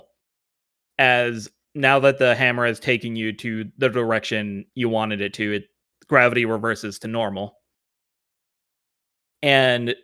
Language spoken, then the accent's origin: English; Arkansas, United States; I'm from Arkansas.